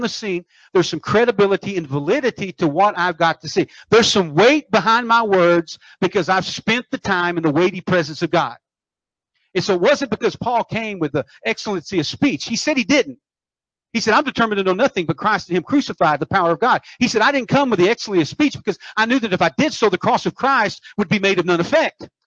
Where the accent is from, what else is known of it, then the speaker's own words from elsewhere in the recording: United States; I'm from America. I speak English.